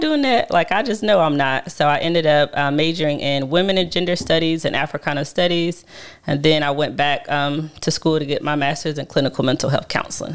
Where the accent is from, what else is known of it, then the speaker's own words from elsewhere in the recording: Charlotte, North Carolina, United States; also born or lived in Laurinburg, Scotland County, North Carolina; I came to Charlotte. My whole family is here. Um, I've probably been here since I was about five